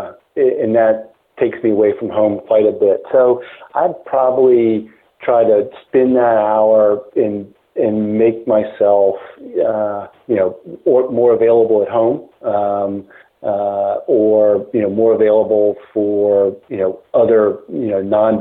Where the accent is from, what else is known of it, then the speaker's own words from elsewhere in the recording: South Carolina, United States; I grew up in South Carolina